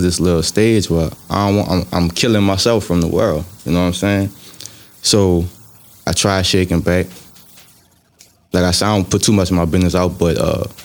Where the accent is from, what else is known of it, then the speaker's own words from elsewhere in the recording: LaPlace, Louisiana, United States; also born or lived in Reserve, Louisiana; St. John Parish, man. I'm from LaPlace, you know what I'm saying? Well, I was between LaPlace and Reserve